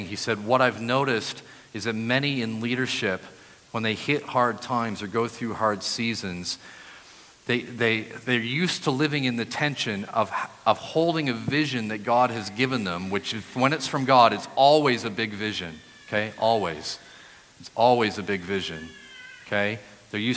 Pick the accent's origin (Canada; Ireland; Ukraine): Canada; New Brunswick; moved away as an adult; also born or lived in Brighton, England; now in Ottawa, Canada; I grew up in New Brunswick, but then moved to Brighton to study my postgraduate degree